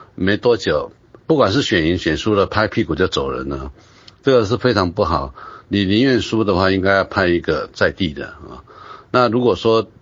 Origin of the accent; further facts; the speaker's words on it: Taiwan; 大大陆人叫做傻逼的，那我我们台湾人是叫这种人叫做好呆